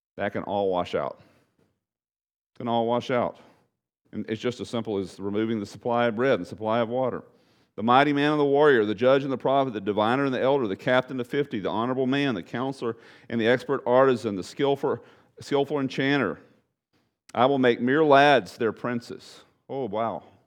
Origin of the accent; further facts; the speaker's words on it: Bridge City, Texas, United States; my hometown was Bridge City. my hometown alma mater, high school, Bridge City